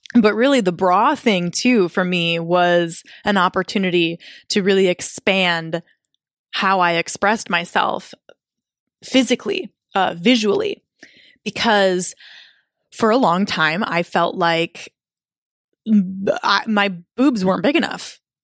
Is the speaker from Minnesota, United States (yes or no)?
yes; Minnesota, United States; I was living in my hometown with my boyfriend at the time